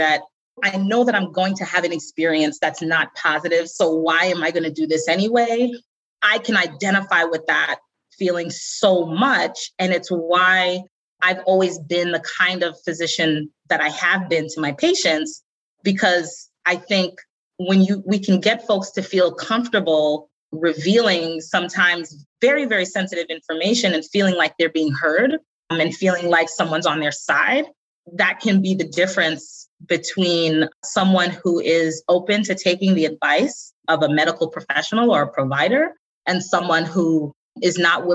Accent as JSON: {"language": "English", "town": "New York City", "region": "New York", "country": "United States", "tie": "born or raised there", "accent": "Staten Island", "said": "I was born and raised in New York City. And when I start talking about it, you'll hear my Staten Island accent come out"}